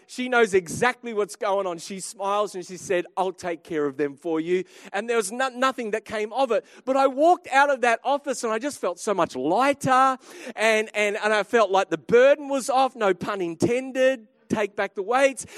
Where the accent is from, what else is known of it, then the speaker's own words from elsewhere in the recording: Australia; I'm an Aussie